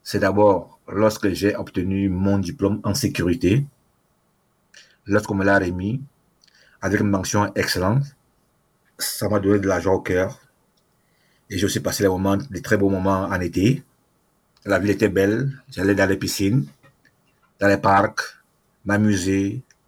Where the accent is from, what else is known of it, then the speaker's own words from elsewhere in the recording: Cameroon; moved away as an adult; now in Canada; je suis d'abord africain, camerounais, et je suis au Canada, je suis demandeur d'asile